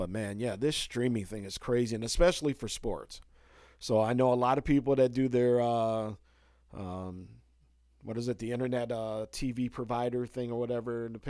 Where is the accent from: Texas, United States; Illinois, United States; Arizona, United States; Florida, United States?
Illinois, United States; Chicago; I'm from Hardos. Chicago originally, so, you know, I'll sit around and watch a few innings of a Cubs game or something like that.